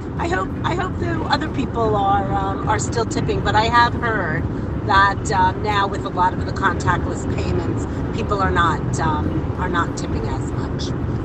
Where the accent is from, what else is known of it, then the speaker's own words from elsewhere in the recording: United States; now in United Arab Emirates; Being American, I am still a very good tipper.